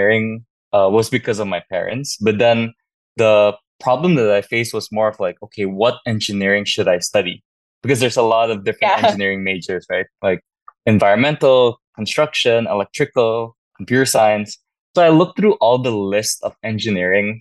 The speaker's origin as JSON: {"language": "English", "region": "Jakarta", "country": "Indonesia", "tie": "born or raised there", "also_born_or_lived": "Berkeley, United States / Japan / San Francisco, United States", "moved": "as an adult", "said": "I grew up in Jakarta for the entirety of my life"}